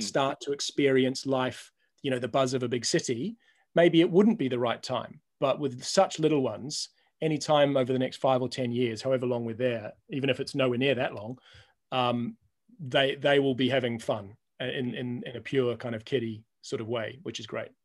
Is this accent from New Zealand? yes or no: yes; Auckland, New Zealand; moved away; I'm a Kiwi